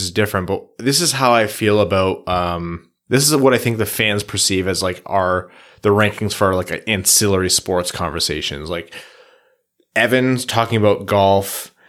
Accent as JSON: {"language": "English", "town": "Windsor", "region": "Ontario", "country": "Canada", "said": "Yeah, maybe it's just a Windsor thing. It might just be because I'm from Windsor."}